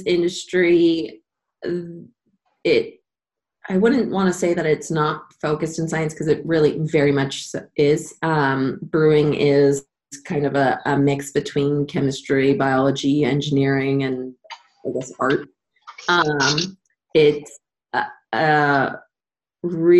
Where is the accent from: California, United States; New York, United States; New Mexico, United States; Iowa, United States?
California, United States; San Diego; I was born and raised in San Diego